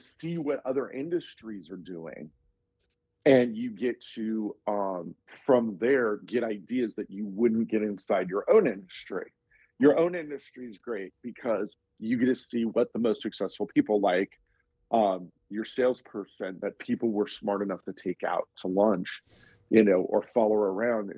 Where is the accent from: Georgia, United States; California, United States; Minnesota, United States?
California, United States; I'm from California